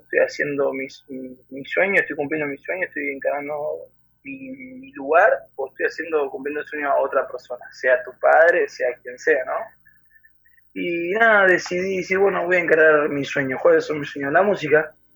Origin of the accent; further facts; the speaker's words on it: Buenos Aires Province, Argentina; soy de Argentina, especialmente de la ciudad de La Barría, en el centro de la provincia de Buenos Aires